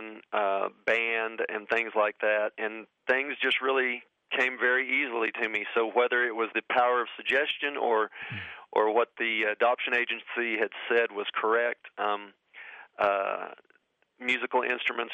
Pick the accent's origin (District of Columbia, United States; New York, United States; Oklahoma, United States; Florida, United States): Oklahoma, United States; I grew up here in Oklahoma